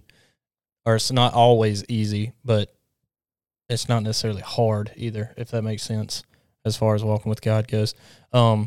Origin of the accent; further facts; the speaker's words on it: Alabama, United States; I'm from Alabama.